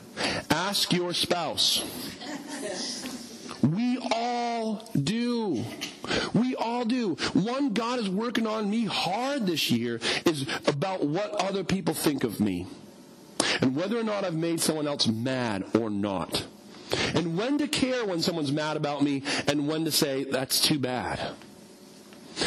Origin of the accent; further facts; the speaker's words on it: United States; us as Americans